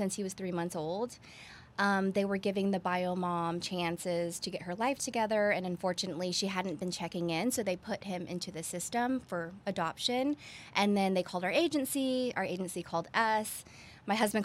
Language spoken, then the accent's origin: English; California, United States; also born or lived in Guam; I was born in Guam. And then when I was 3 years old, we moved to California. And then my dad was stationed there. And I just grew up there